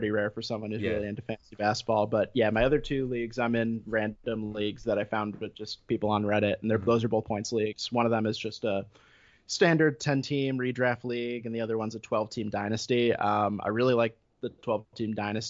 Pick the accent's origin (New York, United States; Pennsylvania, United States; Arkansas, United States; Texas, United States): New York, United States; Westchester; now in Massachusetts, United States; From Westchester originally